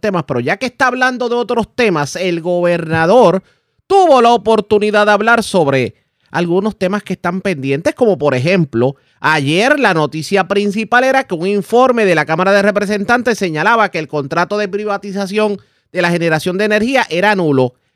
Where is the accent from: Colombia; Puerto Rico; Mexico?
Puerto Rico; nosotros somos ciudadanos americanos de segunda clase